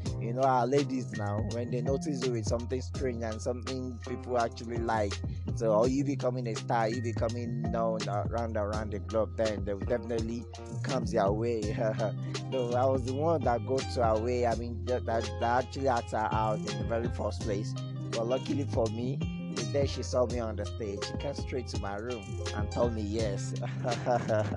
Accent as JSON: {"language": "English", "town": "Ilorin", "region": "Kwara", "country": "Nigeria", "tie": "born or raised there", "said": "I'm from Ilorin, an indigenous of Agbaji to be precise. That's where I'm from."}